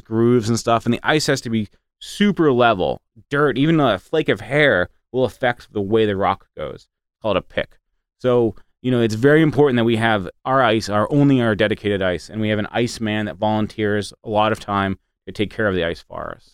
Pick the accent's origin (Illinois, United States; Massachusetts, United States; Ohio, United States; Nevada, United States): Massachusetts, United States; moved away as an adult; also born or lived in Midwest; I grew up riding horses in Massachusetts